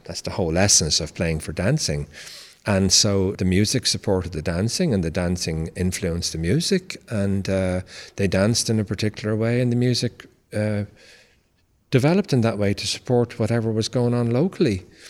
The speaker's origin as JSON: {"language": "English", "town": "Dublin", "region": "Leinster", "country": "Ireland", "tie": "born or raised there", "moved": "as an adult", "lives_now": "United States", "said": "I was born in Dublin, Ireland"}